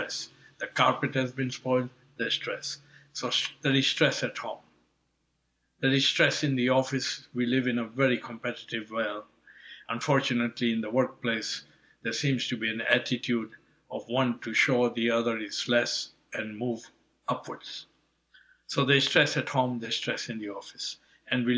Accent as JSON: {"language": "English", "region": "Nairobi", "country": "Kenya", "tie": "born or raised there", "also_born_or_lived": "England", "moved": "as an adult", "said": "I was born in Kenya, Nairobi, of Indian parents. So in a way, I have Indian heritage, African upbringing growing up in Kenya until the age of 18, European education in England"}